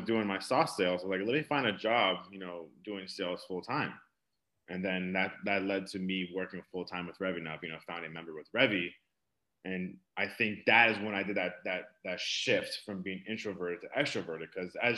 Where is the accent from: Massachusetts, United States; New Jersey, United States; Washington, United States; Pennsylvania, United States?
Massachusetts, United States; Boston; moved away as an adult; now in San Francisco, United States; I'm from Boston originally, I moved out to San Francisco